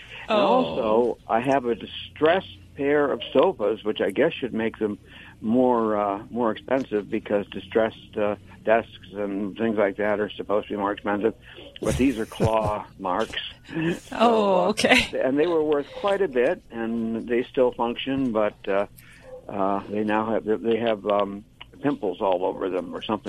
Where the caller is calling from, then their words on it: Reading, Pennsylvania, United States; Reading, Pennsylvania, that sometimes gets mispronounced as Reading, but it's Reading.